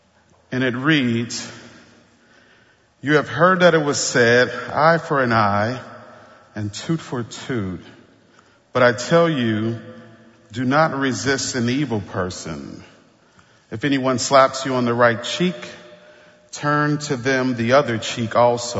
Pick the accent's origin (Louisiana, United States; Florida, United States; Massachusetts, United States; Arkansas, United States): Louisiana, United States; New Orleans; I grew up in the Ninth Ward